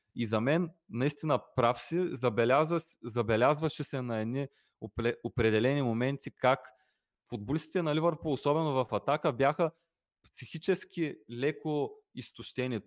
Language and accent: Bulgarian; Bulgaria; ние при всичко сме българи